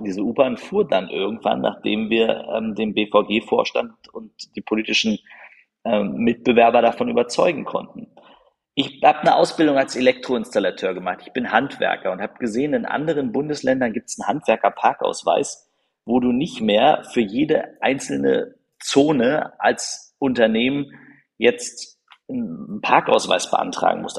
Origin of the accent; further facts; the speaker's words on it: Berlin, Germany; ich bin in Marzahn-Hellersdorf aufgewachsen